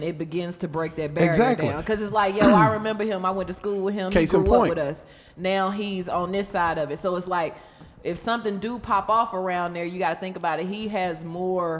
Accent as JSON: {"language": "English", "town": "Reeseville", "country": "United States", "said": "Where I'm from, you know, I'm from Reeseville"}